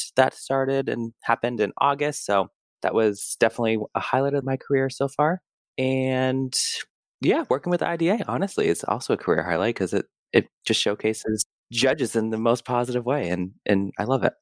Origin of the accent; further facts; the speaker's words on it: Massachusetts, United States; moved away as an adult; also born or lived in Tucson, Arizona / Chicago; now in New York, United States; I grew up in Massachusetts and training outside of Worcester